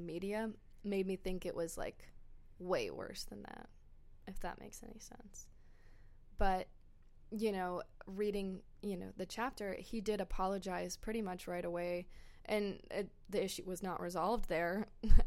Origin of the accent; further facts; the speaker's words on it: United States; being an American over here